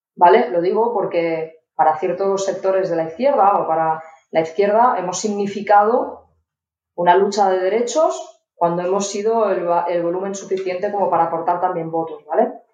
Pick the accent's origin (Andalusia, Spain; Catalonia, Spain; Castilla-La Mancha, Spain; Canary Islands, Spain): Catalonia, Spain; Barcelona; yo soy de Barcelona